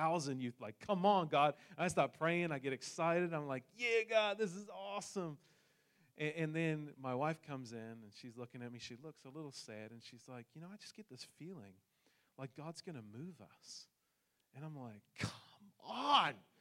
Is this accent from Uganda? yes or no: no; New Zealand; moved away; I come from New Zealand, hence the accent